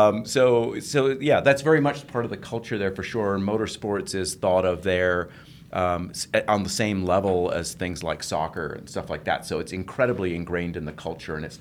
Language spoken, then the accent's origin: English; England, United Kingdom; moved away; in England, when I lived there, I was born in England, lived near a racetrack